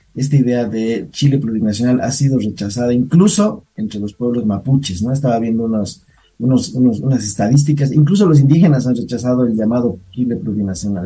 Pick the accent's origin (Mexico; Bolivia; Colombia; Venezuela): Bolivia; yo sí pienso como boliviano